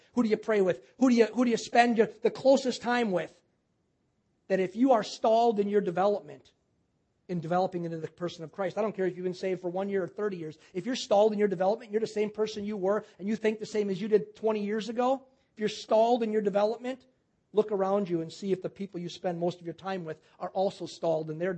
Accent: Wisconsin, United States; moved away as an adult; also born or lived in Louisiana; I'm from Wisconsin

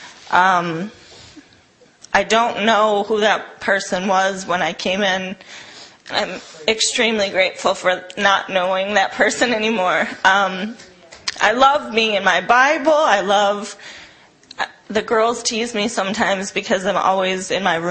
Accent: Chicago, Illinois, United States; also born or lived in Hudson, Wisconsin; now in Milwaukee, United States; I'm from Hudson, up by Minneapolis, originally from Chicago, but that's where I was living before I came here.

